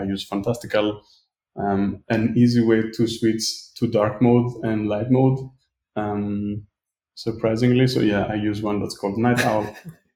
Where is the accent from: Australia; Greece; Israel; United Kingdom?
Greece; I'm from Greece.